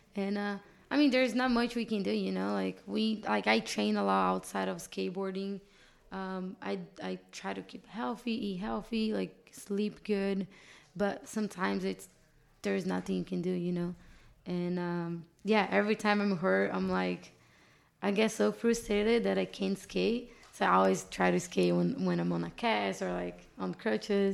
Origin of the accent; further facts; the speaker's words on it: Brazil; English is a second language; moved away as an adult; now in Los Angeles, United States; My whole family is still back in Brazil